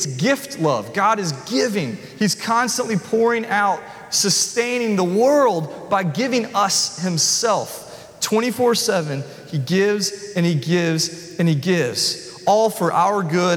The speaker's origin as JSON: {"language": "English", "region": "the South", "country": "United States", "said": "I thought I was from the South"}